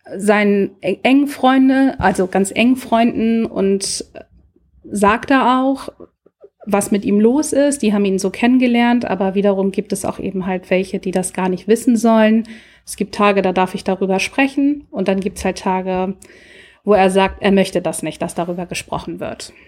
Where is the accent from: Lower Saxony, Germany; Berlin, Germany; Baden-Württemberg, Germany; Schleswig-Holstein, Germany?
Schleswig-Holstein, Germany; Lübeck; Ich komme aus der Hansestadt Lübeck